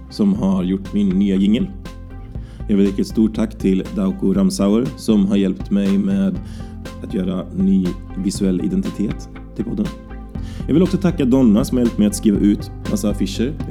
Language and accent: Swedish; Falköping, Västra Götaland, Sweden; now in Gothenburg, Sweden; Jag kommer ursprungligen från Falköping. Men jag har bott i Göteborg i snart åtta år.